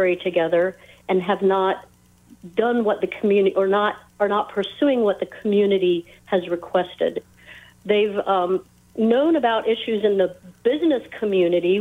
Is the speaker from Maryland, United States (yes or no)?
yes; Frederick, Maryland, United States; I grew up here in Frederick